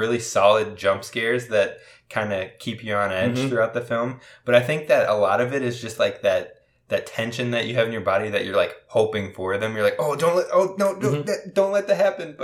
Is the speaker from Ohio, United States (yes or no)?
no; Minnesota, United States; we're from Minnesota